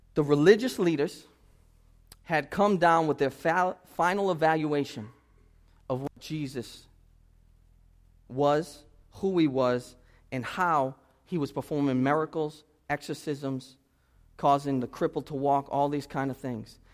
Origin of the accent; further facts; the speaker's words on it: Boston, Massachusetts, United States; I'm from Boston